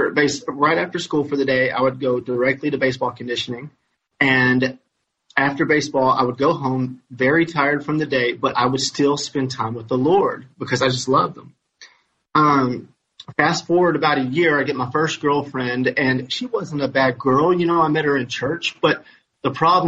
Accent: Madisonville, Kentucky, United States; I'm from Madisonville, Kentucky

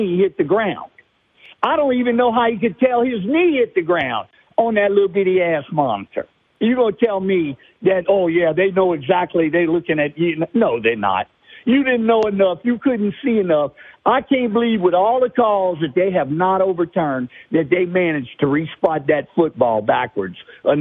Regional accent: Louisiana, United States; I'm from Louisiana.

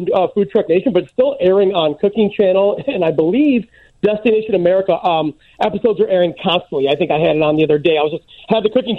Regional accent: Ottawa, Illinois, United States; now in Los Angeles, United States; I grew up in Ottawa. It's right outside. It's outside of Chicago.

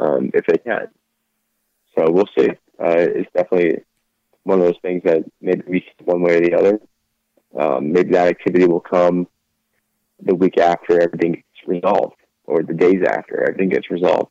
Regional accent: New York, United States; I grew up in New York

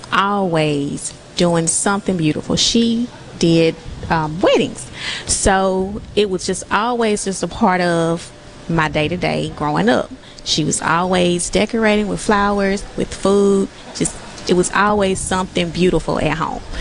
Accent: Columbia, United States; I'm from Columbia

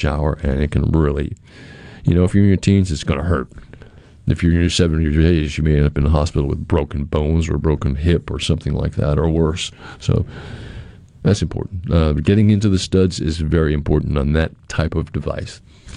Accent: New England, United States; moved away; I grew up in New England.

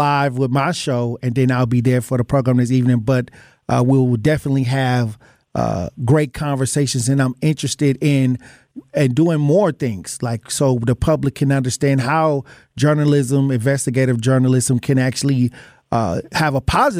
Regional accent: Wisconsin, United States; I was born and raised in Wisconsin.

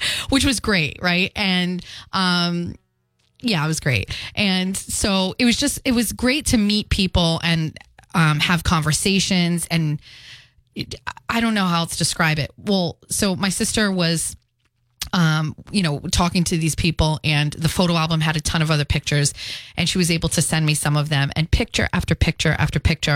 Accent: Fall River, Massachusetts, United States; also born or lived in Philadelphia; the Highlands, part of Fall River, where I grew up

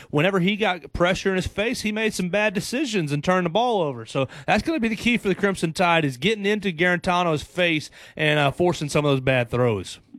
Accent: Chattanooga, Tennessee, United States; moved away as an adult; I'm from the Chattanooga area, the Georgia Tennessee border. And I grew up with a bunch of Tennessee fans

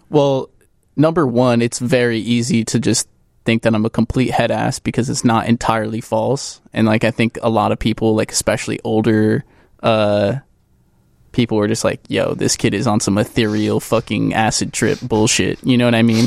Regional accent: Crystal Lake, Illinois, United States; moved away; I'm, uh, initially from Crystal Lake, Illinois, a northwest suburb

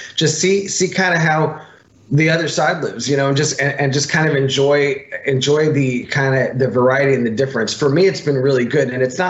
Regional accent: New York City, New York, United States; moved away; also born or lived in Los Angeles, California; I was born in New York City. I've lived in LA most of my adult life, so I'm definitely what you call like a big city coastal guy.

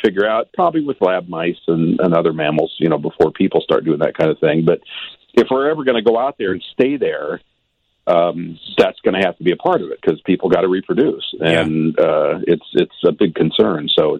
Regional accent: Los Angeles, California, United States; Los Angeles, my hometown

